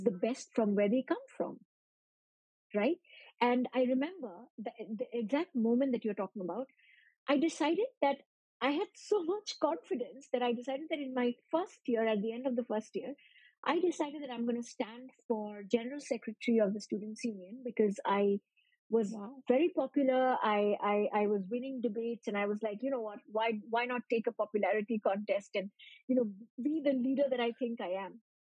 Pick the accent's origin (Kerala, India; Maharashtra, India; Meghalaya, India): Meghalaya, India; Shillong; moved away as an adult; also born or lived in Delhi; I'm from Shillong